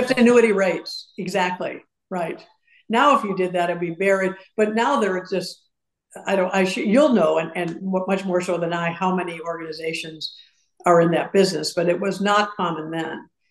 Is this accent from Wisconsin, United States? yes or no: yes; Madison, Wisconsin, United States; also born or lived in Urbana, Illinois; now in Houston, United States; i grew up in madison and then we moved to urbana illinois